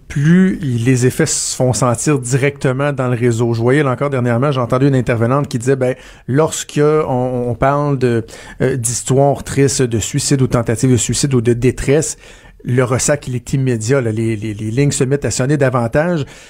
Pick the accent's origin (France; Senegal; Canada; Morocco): Canada; Quebec; chez nous au Québec